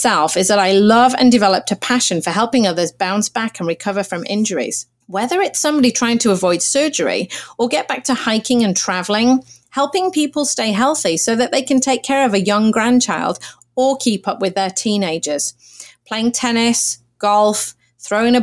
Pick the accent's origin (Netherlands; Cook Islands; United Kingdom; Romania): United Kingdom; Manchester, North West England; moved away as an adult; now in Los Angeles, United States; I was raised in England, born in Manchester, which is about 200 miles north of London, and grew up there